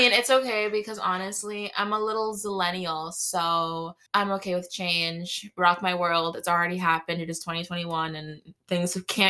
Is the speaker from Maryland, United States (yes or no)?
no; Massachusetts, United States; We're all from Mass here.